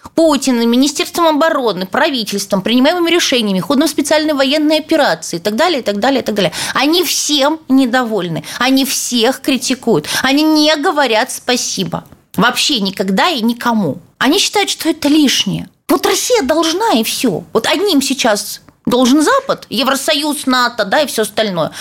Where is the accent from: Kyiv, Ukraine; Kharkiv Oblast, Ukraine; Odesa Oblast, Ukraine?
Odesa Oblast, Ukraine; Odesa; я одесситка